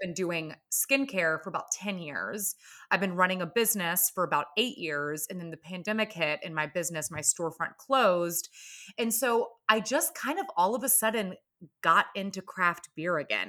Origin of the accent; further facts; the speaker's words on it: Atlanta, Georgia, United States; moved away; I'm from Atlanta, Georgia, originally